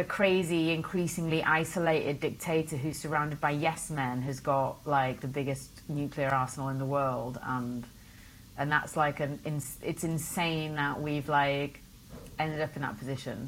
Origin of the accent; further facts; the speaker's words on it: Wales, United Kingdom; I was born in Wales